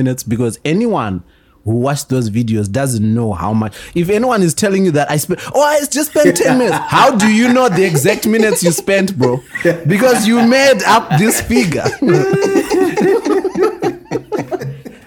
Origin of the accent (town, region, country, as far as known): Zimbabwe